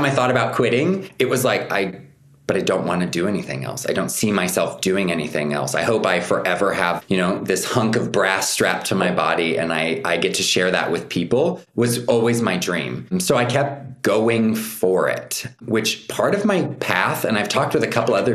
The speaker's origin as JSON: {"language": "English", "region": "Nebraska", "country": "United States", "tie": "born or raised there", "moved": "yes", "said": "I was born and raised in the States, in Nebraska."}